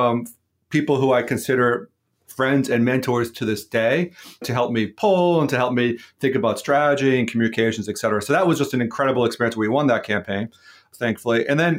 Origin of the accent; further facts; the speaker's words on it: Brockton, Massachusetts, United States; I grew up in Brockton, Massachusetts.